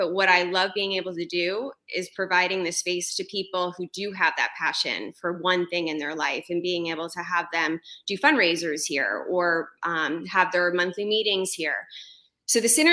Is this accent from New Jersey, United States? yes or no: yes; Freehold, New Jersey, United States; also born or lived in Manasquan, New Jersey; now in Point Pleasant, United States; I grew up in Freehold